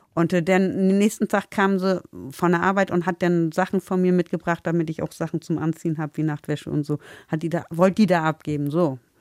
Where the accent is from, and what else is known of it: Bremen, Germany; born or raised there; also born or lived in Lindheim (birthplace, uncertain ASR)